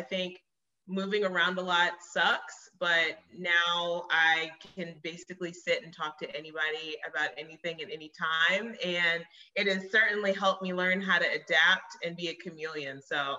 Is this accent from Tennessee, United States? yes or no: yes; Nashville, Tennessee, United States; also born or lived in Florida / Virginia / Bloomington, Illinois; I'm originally from Nashville, Tennessee. I've grown up all over the South. I've moved like 11 or 12 times.